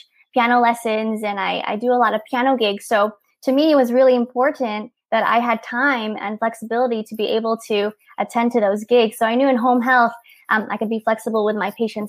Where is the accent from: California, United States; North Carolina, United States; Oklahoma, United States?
California, United States; near Disneyland, Southern; I'm here from Southern California, near Disneyland. I was born here, raised here, grew up here